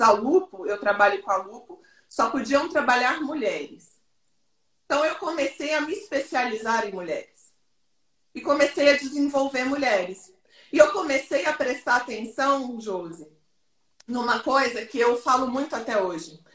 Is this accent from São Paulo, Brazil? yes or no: no; Goiânia, Goiás, Brazil; Eu sou de Goiânia